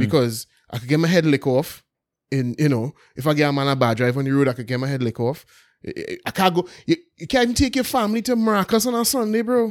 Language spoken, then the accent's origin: English; Belmont, Port of Spain, Trinidad & Tobago; when I was young, obviously growing up in Belmont